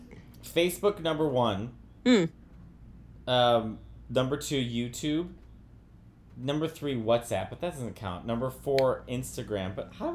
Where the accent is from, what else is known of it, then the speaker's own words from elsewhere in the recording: United States; as an American